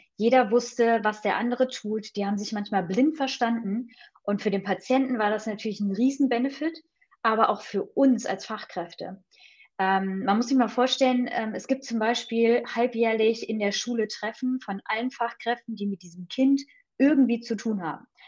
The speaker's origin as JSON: {"language": "German", "town": "Friedewald", "region": "Hesse", "country": "Germany", "tie": "born or raised there", "also_born_or_lived": "Thuringia / United States", "moved": "yes", "lives_now": "Hanover, Germany", "said": "bin aufgewachsen in einem Dorf in Hessen. Friedewald kennt kaum jemand"}